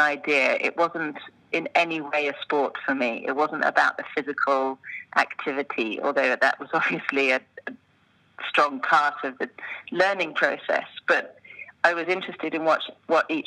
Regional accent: United Kingdom; moved away as an adult; now in Switzerland; most of my choreographic experience had been as a British-based choreographer internationally, but that was really my anchor. And coming from this storytelling British background

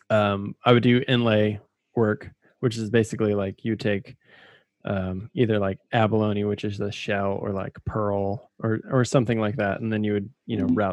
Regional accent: the South, United States; I'm from the South.

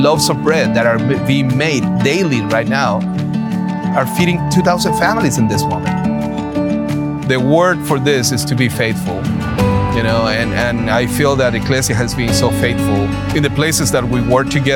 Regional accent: Chile; I'm from Chile

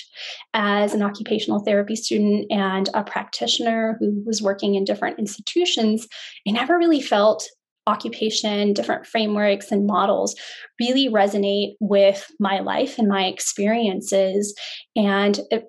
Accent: San Francisco, California, United States; I was born and raised in San Francisco

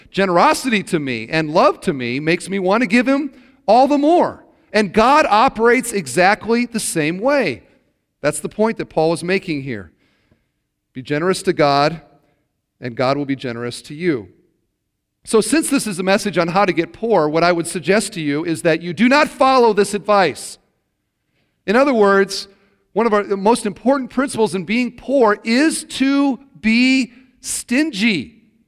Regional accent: Iowa, United States; now in Indiana, United States; I grew up in Iowa

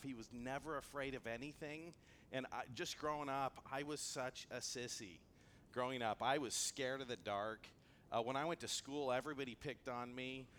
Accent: Antelope Valley, California, United States; I grew up in the Antelope Valley where things can be a little bit rough

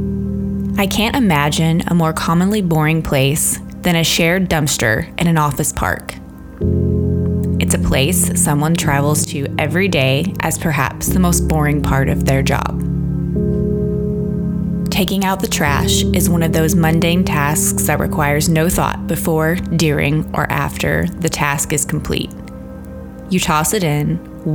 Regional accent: Arkansas, United States; my home state of Arkansas

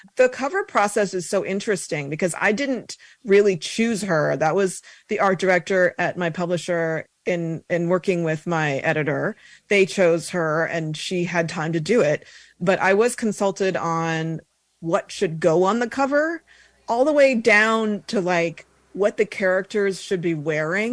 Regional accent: Colorado, United States; moved away as an adult; So I grew up in Colorado

